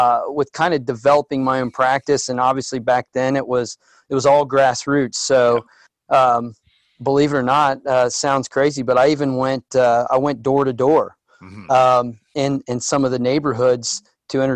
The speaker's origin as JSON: {"language": "English", "area": "near Preble County", "region": "Ohio", "country": "United States", "tie": "born or raised there", "also_born_or_lived": "Dayton, Ohio", "said": "Where I'm at now, we joked in emails about it being a rural area and, you know, Cowtown, Ohio."}